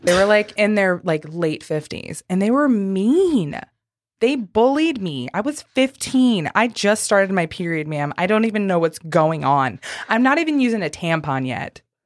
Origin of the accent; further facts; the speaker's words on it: St. Louis, Missouri, United States; now in Nashville, United States; I'm from Saint Louis